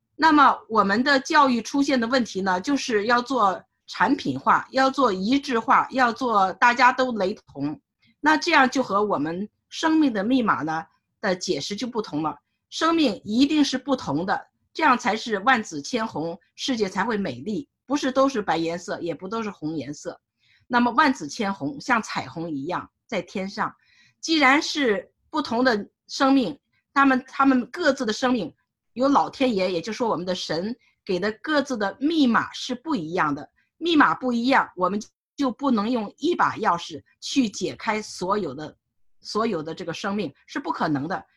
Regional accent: Beijing, China; now in Seattle, United States; 我是北京人，但是也算是，呃，旅美华侨，在美国三十多年了

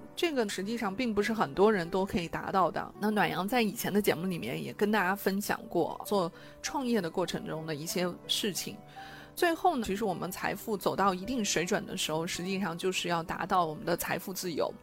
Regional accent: China; 我们中国人

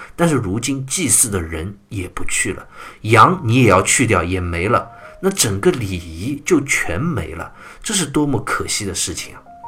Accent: China; 我们中国人啊，都比较含蓄，比较注重礼节，注重隐私

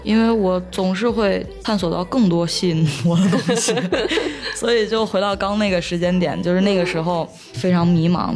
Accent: Xi'an, Shaanxi, China; 我也是西安人嘛

